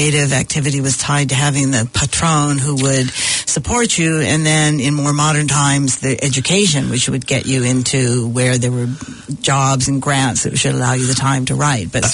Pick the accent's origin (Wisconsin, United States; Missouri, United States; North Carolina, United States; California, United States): California, United States; San Diego; now in New Zealand; I grew up in near San Diego